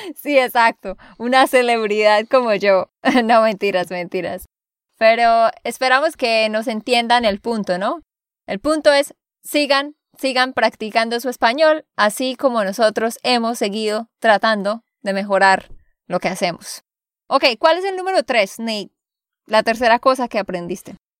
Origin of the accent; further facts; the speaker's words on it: Santander, Colombia; de Santander, Colombia